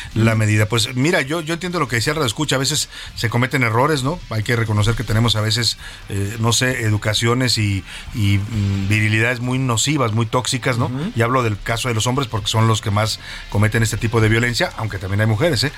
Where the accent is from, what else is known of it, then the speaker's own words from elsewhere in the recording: Mexico; Cada vez somos más, mexicanos arrepentidos.